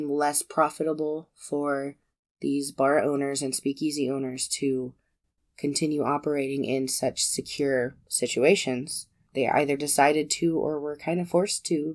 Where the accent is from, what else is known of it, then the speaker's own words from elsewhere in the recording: United States; we're American